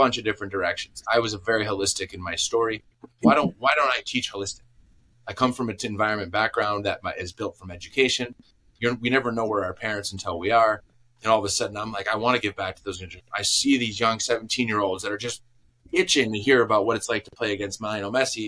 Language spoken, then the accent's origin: English; Green Bay, Wisconsin, United States; moved away as an adult; also born or lived in Chicago / Watford; I grew up in Green Bay, Wisconsin